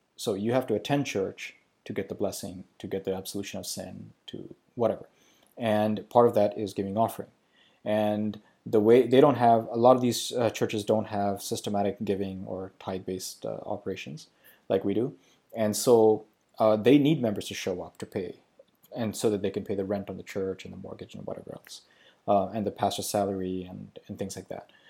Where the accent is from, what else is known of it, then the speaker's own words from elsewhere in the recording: Pakistan; moved away; also born or lived in Sri Lanka; I grew up in Pakistan. I was born in Sri Lanka. I grew up in Pakistan.